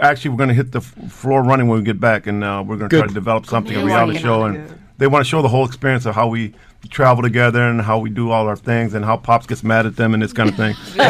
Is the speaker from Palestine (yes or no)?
yes; Palestine; We're Palestinians.